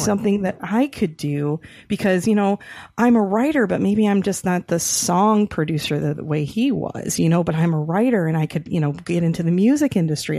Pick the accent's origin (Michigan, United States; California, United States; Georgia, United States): Michigan, United States; Rochester; my hometown, so shout out to Rochester, you know, Michigan